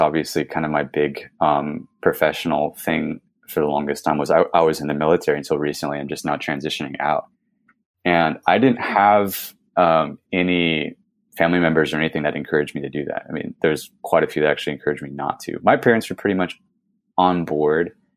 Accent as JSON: {"language": "English", "region": "California", "country": "United States", "tie": "born or raised there", "said": "I was born in California, born and raised"}